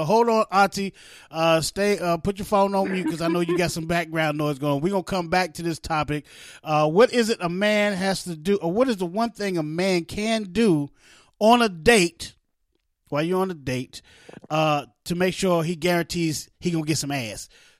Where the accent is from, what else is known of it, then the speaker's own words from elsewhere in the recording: West Virginia, United States; also born or lived in East Orange, New Jersey; I was born in East Orange, New Jersey, raised in West Virginia, and went back and forth to New Jersey. So I didn't really pick up the New Jersey accent. I didn't really pick up the West Virginia accent.